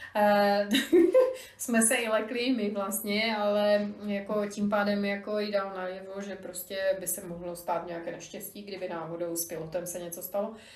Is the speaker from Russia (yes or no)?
no; Slovakia; now in Czech Republic; tím, že jsem Slovenka, tak pořád všude jsem náplavka